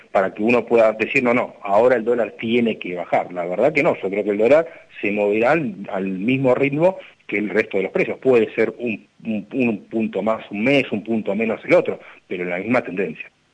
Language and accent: Spanish; Argentina